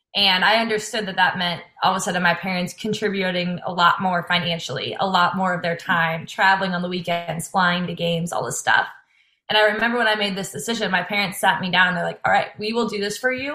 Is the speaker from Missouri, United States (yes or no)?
yes; St. Louis, Missouri, United States; moved away as an adult; now in Iowa, United States; I'm from St. Louis, Missouri originally